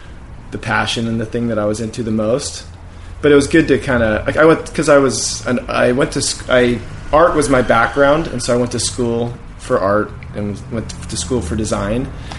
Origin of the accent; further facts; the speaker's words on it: Orange, California, United States; So I grew up in Orange, city of Orange, which is like 30 minutes from the beach.